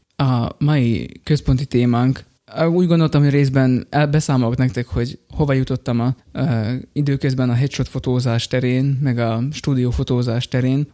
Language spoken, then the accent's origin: Hungarian; Slovakia; Ugye felvidékiek vagyunk, magyarok vagyunk